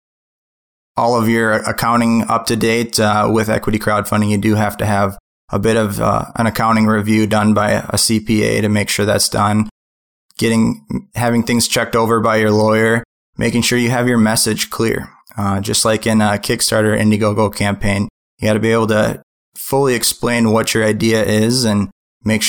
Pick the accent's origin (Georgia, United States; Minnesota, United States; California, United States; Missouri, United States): Minnesota, United States; I'm from the Midwest. I'm from Minnesota